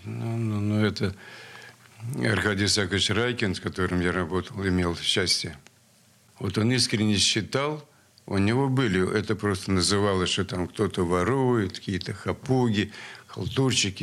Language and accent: Russian; Saint Petersburg, Russia; born or raised there; also born or lived in Sverdlovsk (Yekaterinburg)